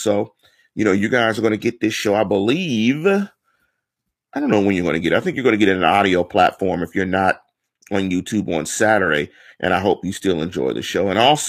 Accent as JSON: {"language": "English", "town": "Manchester", "region": "North West England", "country": "United Kingdom", "said": "You know, I'm from Manchester. You know, we're hard-headed. We're from the north side."}